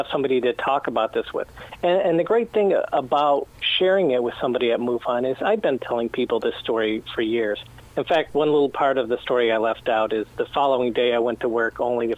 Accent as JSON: {"language": "English", "town": "Sterling Heights", "region": "Michigan", "country": "United States", "tie": "born or raised there", "said": "where I grew up in Sterling Heights"}